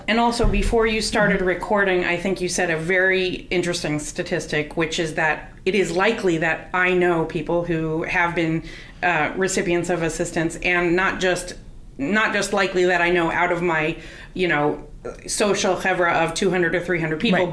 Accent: California, United States; I'm from California also

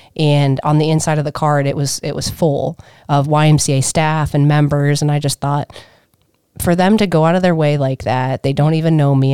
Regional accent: Minerva, Ohio, United States; I grew up in Minerva, small little town

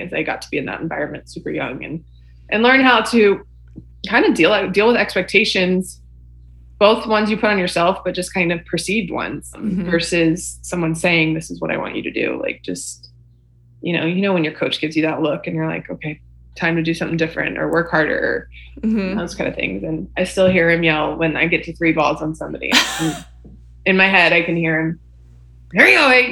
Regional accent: Texas, United States; Born and raised in Texas

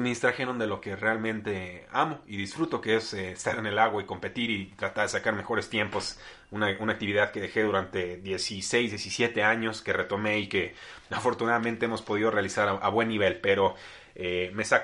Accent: Los Angeles, California, United States; also born or lived in Tijuana, Mexico / San Diego, United States; Crecí en, eh, bueno, en Tijuana, pero en realidad eh, crecí en Los Ángeles, estuvimos algún tiempo la familia en, San Diego y, estuve allá 10, 11 años

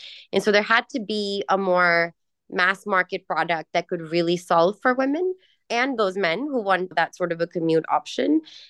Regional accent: Karachi, Sindh, Pakistan; also born or lived in Los Angeles, United States; I'm born in Pakistan. I'm raised between Pakistan and Southern California, more specifically in the suburbs of LA and Karachi, two places that I grew up seeing

